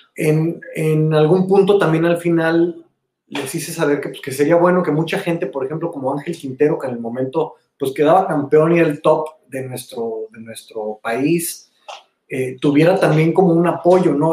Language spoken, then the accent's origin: Spanish; Mexico; somos cuatro mexicanos dirigiendo este Hurricane Hit